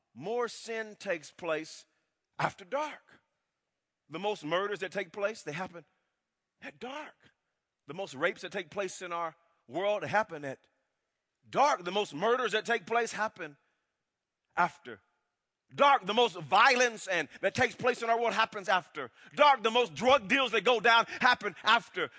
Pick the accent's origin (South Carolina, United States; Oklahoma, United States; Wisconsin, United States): Oklahoma, United States; Wewoka; growing up in Wewoke, Oklahoma